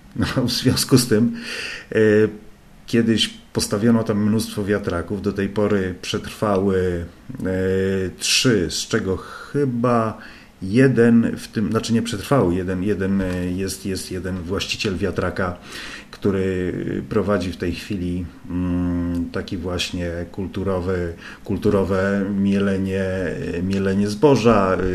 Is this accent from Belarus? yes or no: no; Gdańsk, Pomeranian Voivodeship, Poland; ja jestem z Gdańska